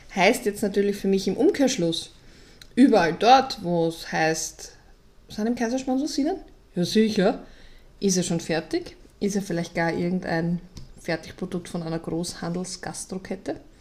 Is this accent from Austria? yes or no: yes; Vienna, Austria; als Wiener